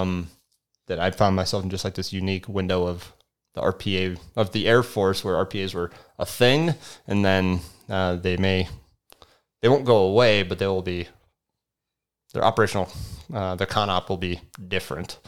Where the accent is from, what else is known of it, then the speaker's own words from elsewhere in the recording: Las Vegas, Nevada, United States; moved away; I grew up in Las Vegas. Like, my parents moved there in, what year? nineteen ninety, um, and when I was in third grade. And so I'm basically a Las Vegas kid